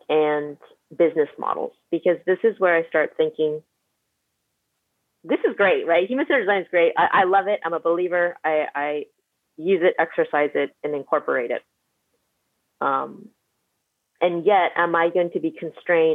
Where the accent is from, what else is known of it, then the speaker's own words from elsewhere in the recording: Bay Area, California, United States; I'm from the Bay Area